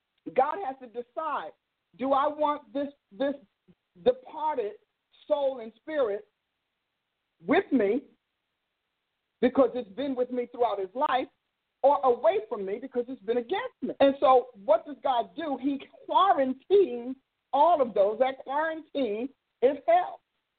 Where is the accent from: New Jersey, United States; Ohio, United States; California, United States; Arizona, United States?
New Jersey, United States; Newark; I grew up in Newark